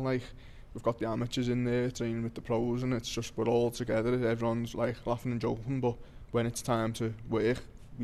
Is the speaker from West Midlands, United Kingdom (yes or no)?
no; Liverpool, North West England, United Kingdom; it's in my hometown